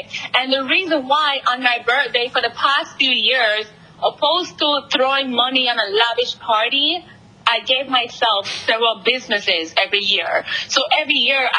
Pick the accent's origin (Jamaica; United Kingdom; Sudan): Jamaica; moved away as an adult; now in New York, United States; being from the Caribbean, I grew up in Jamaica